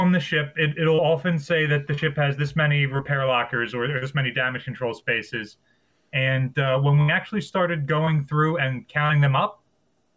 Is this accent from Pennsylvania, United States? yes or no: no; Maryland, United States; that's my home state battleship